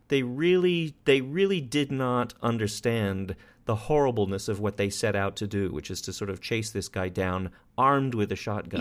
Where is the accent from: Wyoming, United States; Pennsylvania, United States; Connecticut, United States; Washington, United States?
Wyoming, United States; I grew up in Wyoming with guns and people with guns